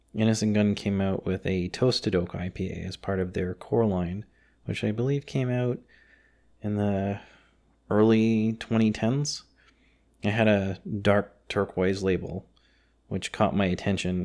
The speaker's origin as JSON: {"language": "English", "country": "Canada", "said": "I'm of Scottish descent, third generation Canadian"}